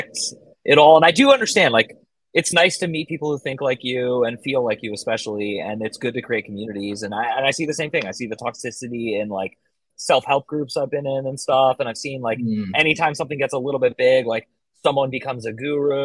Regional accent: San Francisco Bay Area, California, United States; moved away as an adult; now in Arizona, United States; I grew up in the Bay Area of California, which is like San Francisco Bay Area

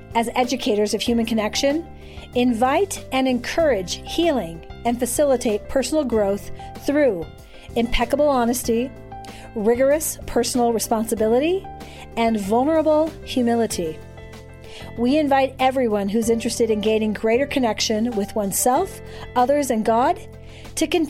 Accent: Arizona, United States; I was raised in Arizona

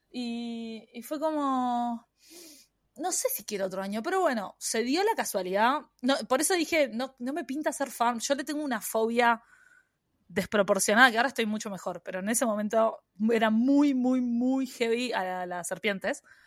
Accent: Uruguay; moved away as an adult; now in Australia; yo soy uruguaya

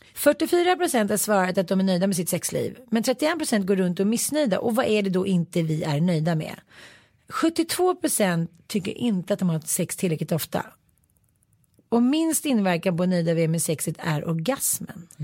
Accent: Sweden; vi svenskar

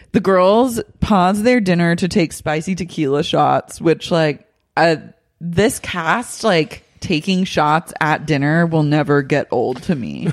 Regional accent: Oklahoma, United States; moved away; I grew up in Oklahoma

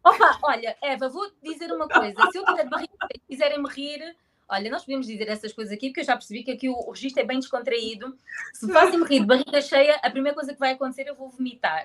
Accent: Portugal; moved away as an adult; now in Angola; nasci em Angola. Eh, tive hum, a minha infância toda em Portugal, uh, até aos meus 23 anos

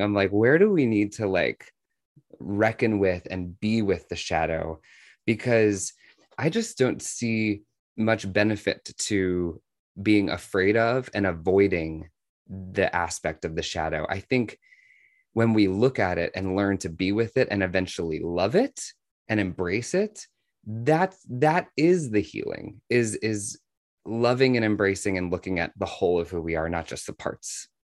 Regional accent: Washington, District of Columbia, United States; I was, uh, actually born in Washington, D C

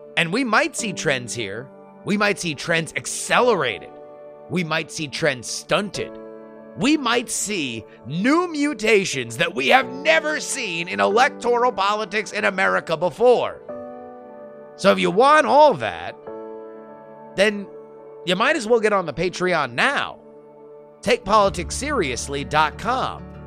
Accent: Broward County, Florida, United States; in Florida, we grew up in Broward County

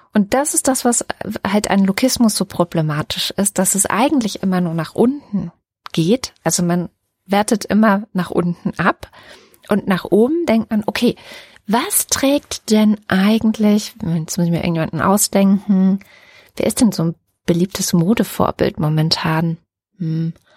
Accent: GDR, East Germany, Germany; Ich komme aus der DDR-Geschichte

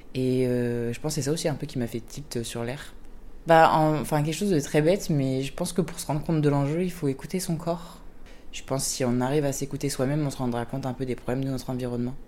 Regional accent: Annecy, Auvergne-Rhône-Alpes, France; now in Marseille, France; je suis de Annecy, donc vraiment les montagnes

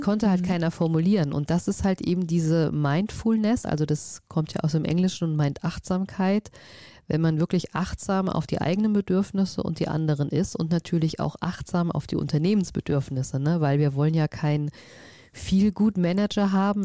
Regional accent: Vogelsberg, Hesse, Germany; ich bin auf dem Land groß geworden, ähm, im Vogelsberg

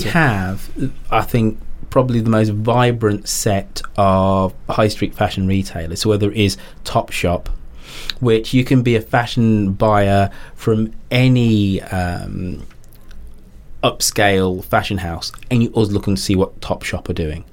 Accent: England, United Kingdom; us as, as English people

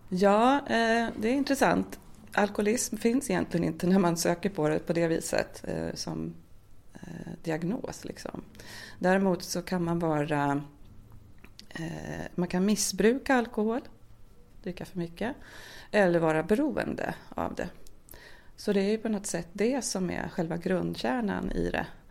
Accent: Södertälje, Stockholm County, Sweden; now in Närke, Sweden; Annars är jag uppväxt i Södertälje och utvandrade därifrån eh, förra årtusendet faktiskt, eh, åttionio

